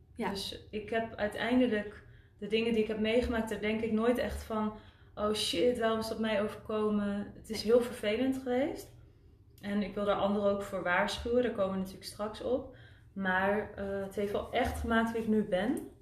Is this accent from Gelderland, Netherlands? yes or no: yes; Winterswijk, Gelderland, Netherlands; moved away as an adult; also born or lived in Utrecht / Zurich, Switzerland; ik ben geboren en getogen in Winterswijk